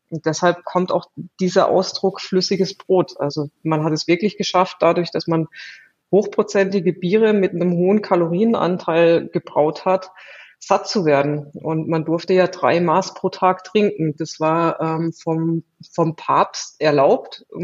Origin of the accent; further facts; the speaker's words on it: Southern Germany, Germany; ich komme aus Süddeutschland